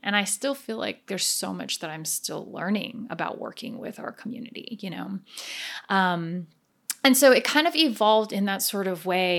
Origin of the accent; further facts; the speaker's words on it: New Jersey, United States; also born or lived in Taiwan; then we immigrated to the United States. And we kind of landed basically in New Jersey, where I spent most of my childhood